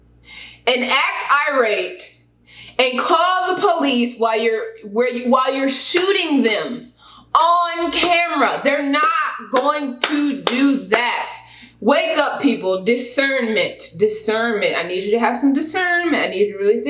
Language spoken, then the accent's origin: English; Houston, Texas, United States; also born or lived in Katy, Texas; I grew up in Houston, which is a very diverse place.